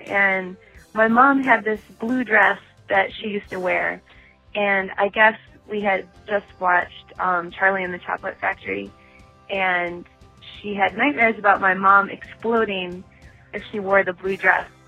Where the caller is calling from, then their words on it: Australia; I'm calling from Australia